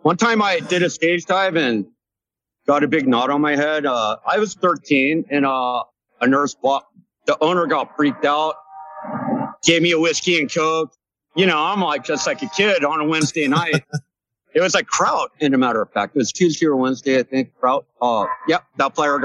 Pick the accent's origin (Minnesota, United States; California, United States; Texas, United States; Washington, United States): California, United States; San Clemente; moved away as an adult; also born or lived in Laguna Beach, California / Portland, Oregon; now in Los Angeles, United States; raised in San Clemente, California